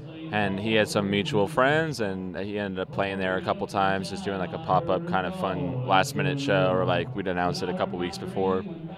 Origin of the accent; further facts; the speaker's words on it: New Hampshire, United States; moved away; I didn't grow up in Brooklyn. I grew up in New Hampshire